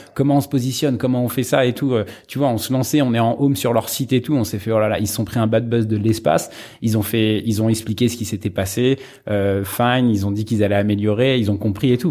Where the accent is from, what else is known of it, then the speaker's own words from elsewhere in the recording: Sarcelles, Île-de-France, France; j'étais au lycée à Montmagny, j'ai fait du foot à Sarcelles pendant pendant pendant 15 ans et, à Saint-Brice euh, dans, dans dans le 9-5.